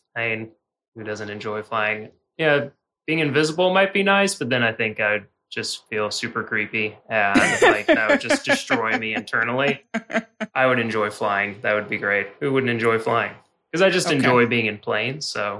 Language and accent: English; Jacksonville, Florida, United States; born there; now in Nashville, United States; So I was born in Jacksonville. I went to school in Gainesville. I lived in Louisville and then Asheville, and now Nashville.